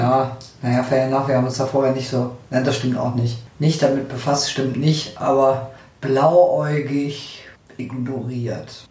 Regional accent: Northern Germany, Germany; ich komme aus dem Norden, schon immer gewesen

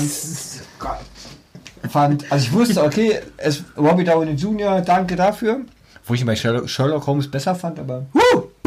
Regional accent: East Germany, Germany; für uns Ostdeutsche

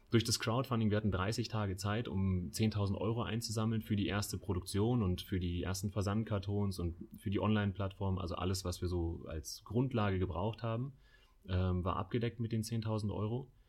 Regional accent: Munich, Bavaria, Germany; mit dem Heimatbezug München. Wir lieben München, wir kommen alle aus München.

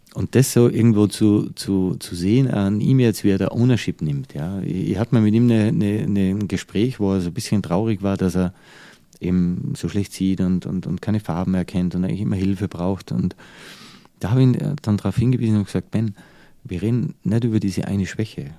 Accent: Austria; moved away as an adult; also born or lived in United States / Dubai / Changchun, China; now in Germany

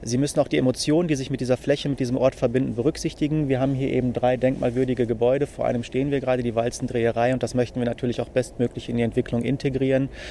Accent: Dortmund, North Rhine-Westphalia, Germany; Ich selbst, wie Sie sagen, bin in Dortmund zu Hause, bin hier geboren, komme aus dem Dortmunder Nordwesten.

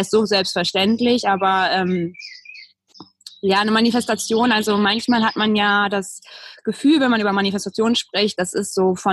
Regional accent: Berlin, Germany; moved away; bin aufs Land gezogen, habe äh, meine Heimatstadt Berlin verlassen

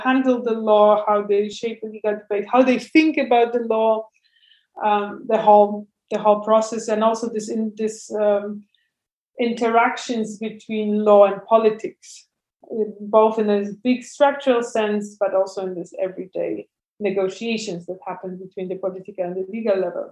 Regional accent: Warsaw, Masovian Voivodeship, Poland; moved away as an adult; now in Berlin, Germany; I'm originally from Warsaw, and I used to be also an urban activist in Warsaw

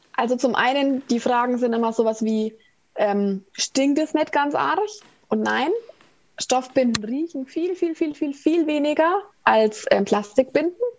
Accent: Ansbach, Bavaria, Germany; aus Ansbach

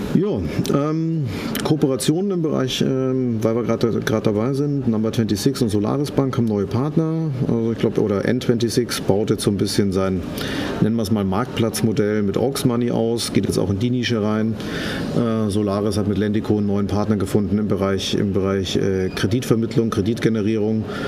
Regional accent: Munich, Bavaria, Germany; für mich als Münchner

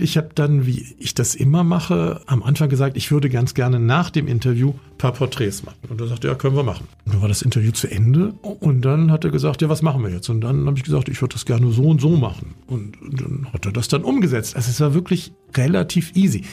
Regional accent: Bonn, North Rhine-Westphalia, Germany; also ich bin in Bonn aufgewachsen

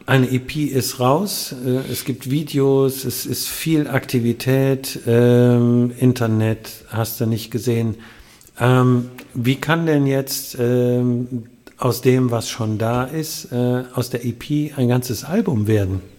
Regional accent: Langenfeld, North Rhine-Westphalia, Germany; born there; Ich bin tatsächlich in Langenfeld geboren.

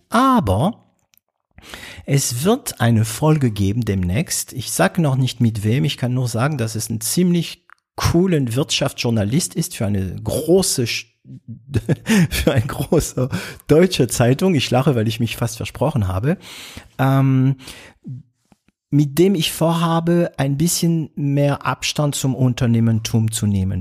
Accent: France; accent: French; German is a second language; moved away as an adult; now in Germany; ich bin Franzose, ich bin kein Belgier, ich bin kein Kanadier. Ähm, ich bin in Frankreich geboren

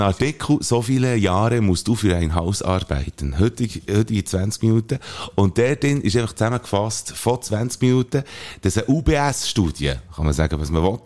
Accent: Belp, Bern, Switzerland; das Belt, wo ich aufgewachsen bin

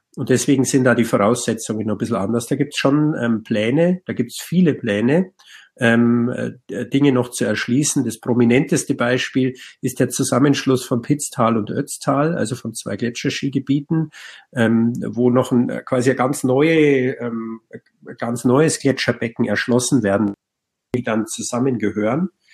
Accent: Bavaria, Germany; bei uns in Bayern halt den sogenannten Alpenplan

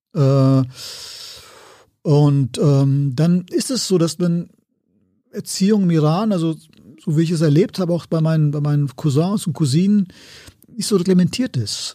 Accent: Siegen, North Rhine-Westphalia, Germany; moved away; also born or lived in Cologne; ich bin ja aufgewachsen in Siegen

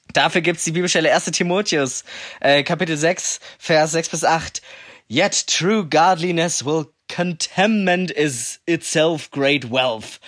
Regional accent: Leonberg, Baden-Württemberg, Germany; das ist eben in Leonberg halt der Dude

